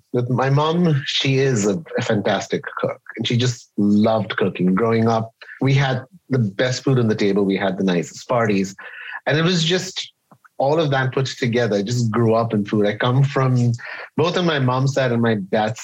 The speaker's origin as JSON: {"language": "English", "town": "Mumbai", "region": "Maharashtra", "country": "India", "tie": "born or raised there", "moved": "as an adult", "lives_now": "Canada", "said": "I was born and raised in Mumbai, India. Immigrated to Canada at the age of 23"}